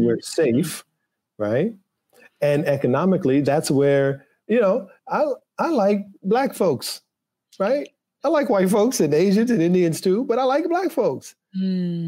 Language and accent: English; U.S. Virgin Islands; moved away; growing up in St. Thomas